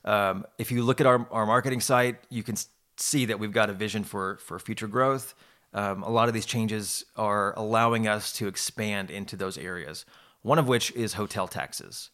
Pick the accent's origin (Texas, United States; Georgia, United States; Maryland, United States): Texas, United States; Houston; moved away; also born or lived in Austin; I was born in Houston